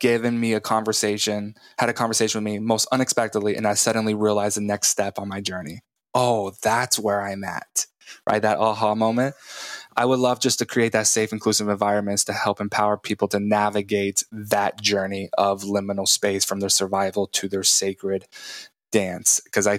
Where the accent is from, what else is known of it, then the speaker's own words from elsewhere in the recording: Texas Panhandle, United States; moved away; I am from Texas.